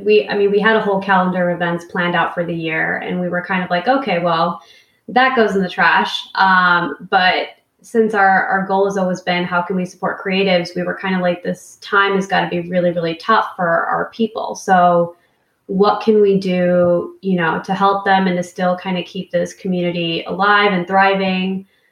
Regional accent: Sacramento, California, United States; And I'm like from Sacramento in like a winter coat because I'm freezing.

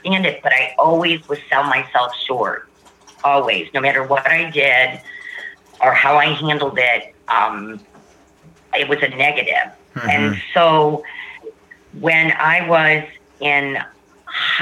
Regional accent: Warren, Michigan, United States; now in Cincinnati, United States; I'm originally from Warren, Michigan, and I now live in Cincinnati, Ohio, 6 months out of the year

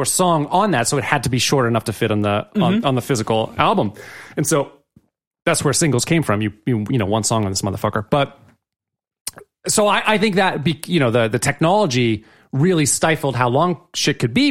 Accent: Hooksett, New Hampshire, United States; moved away as an adult; also born or lived in North Andover, Massachusetts; we moved from North Andover, Massachusetts to Hooksett, New Hampshire

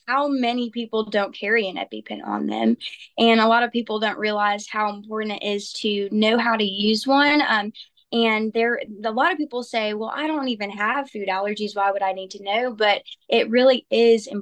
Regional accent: Olive Branch, Mississippi, United States; I am from Olive Branch, Mississippi

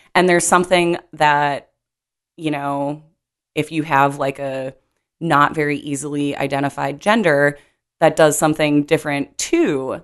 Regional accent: Minnesota, United States; growing up in Minnesota

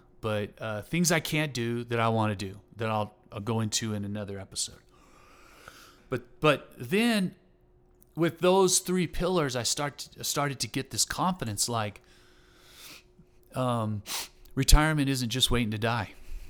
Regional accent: Texas, United States; I was raised in Southeast Texas, and so, playing football and fishing and hunting and, you know, running around pickup trucks, getting into trouble.

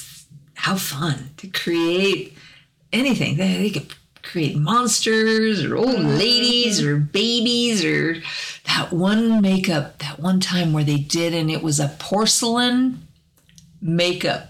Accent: Arkansas, United States; accent: Arkansas; southern; my Arkansas accent comes out

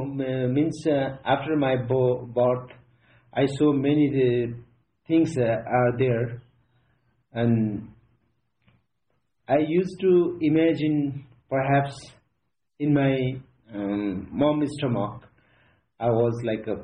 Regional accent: Kapiling, eastern Nepal, Koshi Province, Nepal; I'm from Kapiling, eastern part of Nepal, far eastern. So I born there

